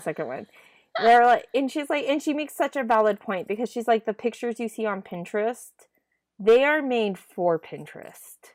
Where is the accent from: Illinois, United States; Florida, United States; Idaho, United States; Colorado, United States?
Idaho, United States; I grew up in Idaho